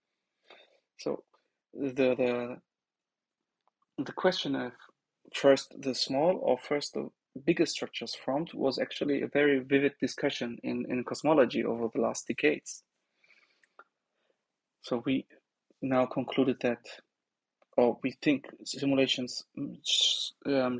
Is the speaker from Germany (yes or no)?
yes; Bochum, North Rhine-Westphalia, Germany; moved away; also born or lived in Aachen / Hattingen; I am from Bochum